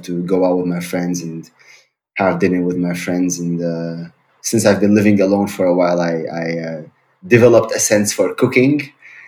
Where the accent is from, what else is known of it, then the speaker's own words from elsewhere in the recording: Syria; English is a second language; moved away as an adult; also born or lived in Germany / Heidelberg / Berlin; now in Hamburg, Germany; I'm originally from Syria. I grew up in Syria. Now I'm living in Germany since 9 years